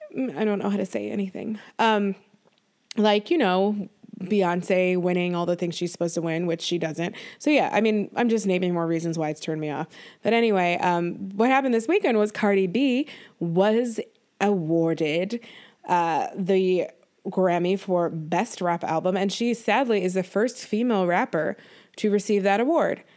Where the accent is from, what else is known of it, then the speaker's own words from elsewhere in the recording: Buffalo, New York, United States; growing up in Buffalo, New York